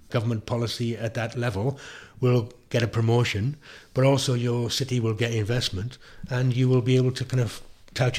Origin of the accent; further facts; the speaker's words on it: South Wales, United Kingdom; I'm from South Wales